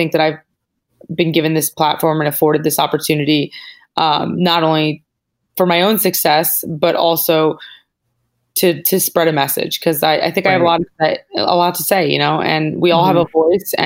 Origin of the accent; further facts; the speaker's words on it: Northeast, United States; now in Los Angeles, United States; We're both from the Northeast